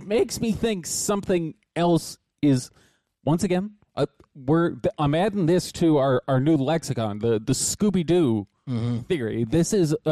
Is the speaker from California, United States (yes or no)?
yes; Los Angeles, California, United States; we grew up in Hollywood. We grew up around some famous people